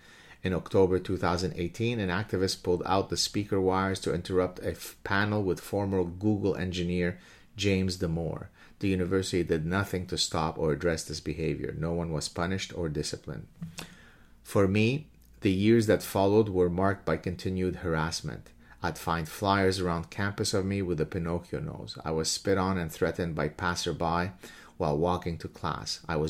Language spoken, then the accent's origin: English; Lebanon; moved away; such as us when we came from Lebanon, another hellhole.